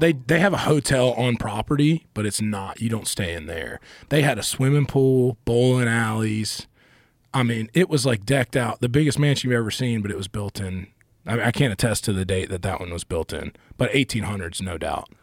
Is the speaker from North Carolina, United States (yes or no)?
yes; Asheville, North Carolina, United States; also born or lived in Charlotte, North Carolina; I grew up in Asheville